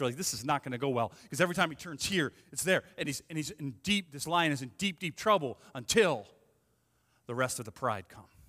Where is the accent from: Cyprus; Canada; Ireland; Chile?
Ireland; I'm Irish